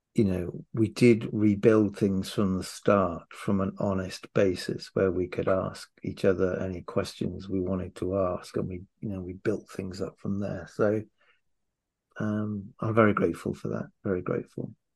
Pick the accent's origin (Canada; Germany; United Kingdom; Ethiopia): United Kingdom; Wales; now in London, United Kingdom; I'm Welsh